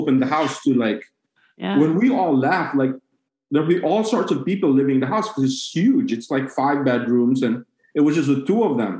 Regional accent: Cebu City, Central Visayas, Philippines; moved away; So I'm from Cebu City.

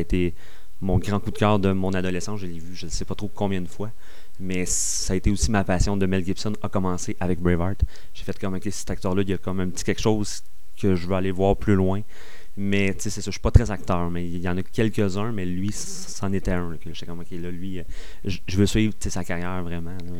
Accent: Granby, Quebec, Canada; je viens de Granby

